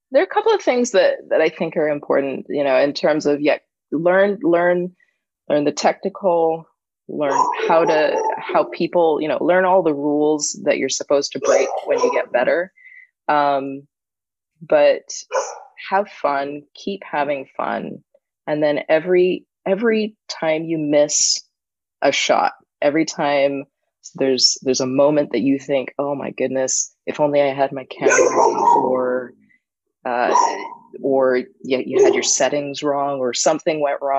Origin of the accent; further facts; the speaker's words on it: Barbados; I do. I'm from Barbados.